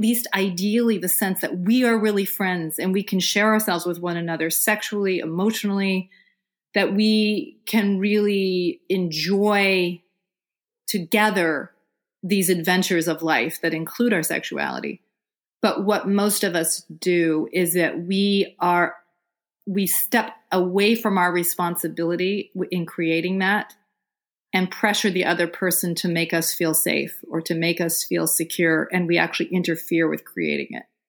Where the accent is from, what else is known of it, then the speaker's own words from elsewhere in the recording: Vermont, United States; I'm actually sitting in Vermont right now